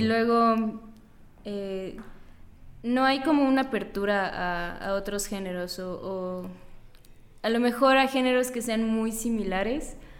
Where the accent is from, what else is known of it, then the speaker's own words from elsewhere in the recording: Mérida, Yucatán, Mexico; moved away; Yo soy de Yucatán